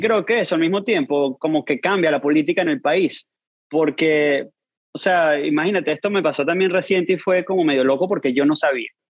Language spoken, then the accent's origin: Spanish; Venezuela; accent: Venezuelan; also born or lived in Argentina; now in United States; siendo venezolano, naciendo allá, toda la vida allá